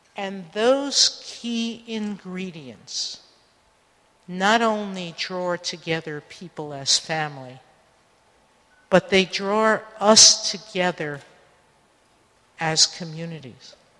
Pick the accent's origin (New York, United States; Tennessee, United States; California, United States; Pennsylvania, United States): New York, United States; New York City; the lesson I grew up with in the Bronx